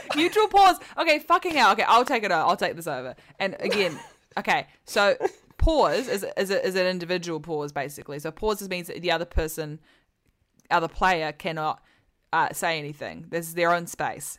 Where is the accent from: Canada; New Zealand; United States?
New Zealand; now in England; I'm from New Zealand and I live in England and I am not an American